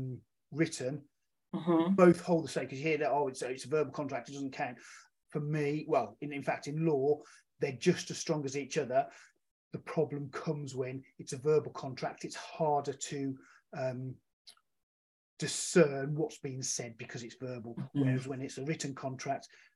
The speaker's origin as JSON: {"language": "English", "town": "Birmingham", "region": "West Midlands", "country": "United Kingdom", "moved": "yes", "lives_now": "Whitchurch, United Kingdom", "said": "I'm from the UK. I'm originally from Birmingham, but now living in a small town in Whitchurch called Shropshire called Whitchurch"}